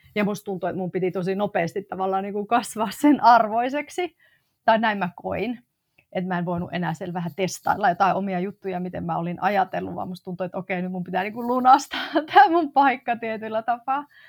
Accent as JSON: {"language": "Finnish", "town": "Oulu", "region": "North Ostrobothnia", "country": "Finland", "tie": "born or raised there", "also_born_or_lived": "Tampere / Madrid", "moved": "as an adult", "lives_now": "Helsinki, Finland", "said": "Mä synnyin siis Oulussa ää, ja tota, Oulusta pohjoisesta ponnistan"}